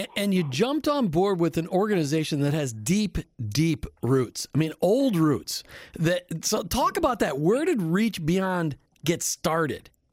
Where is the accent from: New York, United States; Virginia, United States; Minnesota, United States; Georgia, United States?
Minnesota, United States; Minneapolis; now in Tampa Bay, United States; I grew up in Minneapolis, St. Paul